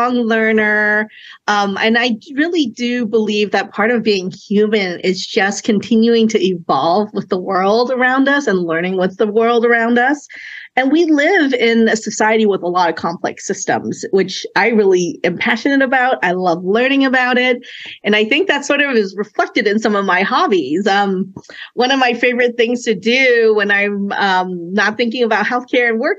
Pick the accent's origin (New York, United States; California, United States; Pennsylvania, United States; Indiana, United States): California, United States; Oakland; first language Cantonese; English is a second language; also born or lived in China; we emigrated here when I was 2 years old. And I remember, you know, being young, being a transplant, living in Oakland off of Fruitvale